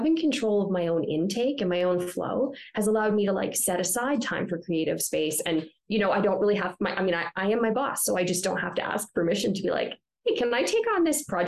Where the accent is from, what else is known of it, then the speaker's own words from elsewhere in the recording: Ontario, Canada; moved away as an adult; also born or lived in British Columbia; now in Calgary, Canada; I'm from Ontario